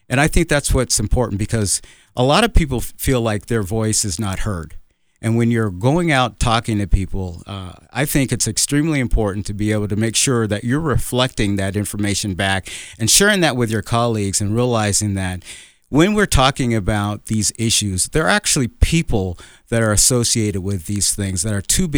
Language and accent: English; Colorado Springs, Colorado, United States; I grew up in Colorado Springs, been here for over 50 years. This is my home.